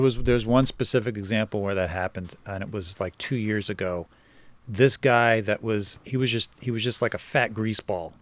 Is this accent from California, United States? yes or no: no; New Jersey, United States; moved away; also born or lived in Brooklyn, New York; I grew up in New Jersey